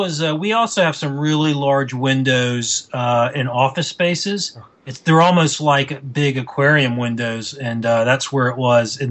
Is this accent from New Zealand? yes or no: no; Florida, United States; also born or lived in South Carolina; now in Connecticut, United States; growing up in Florida